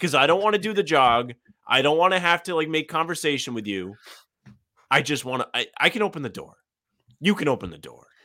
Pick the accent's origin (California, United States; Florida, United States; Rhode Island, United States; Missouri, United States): Rhode Island, United States; Providence; my hometown, uh, the news station in Providence